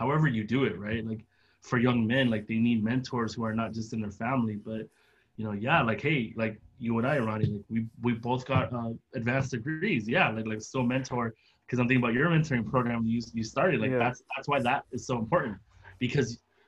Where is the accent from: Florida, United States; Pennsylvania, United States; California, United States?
California, United States; San Diego; I grew up in San Diego right by the Tijuana border